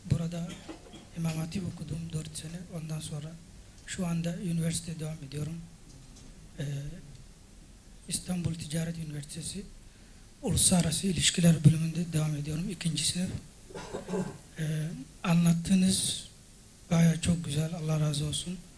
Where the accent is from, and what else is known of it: Madagascar; Turkish is a second language; now in Turkey